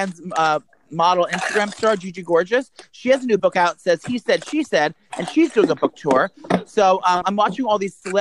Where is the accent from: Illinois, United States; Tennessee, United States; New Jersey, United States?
New Jersey, United States; We're both comedians from New Jersey.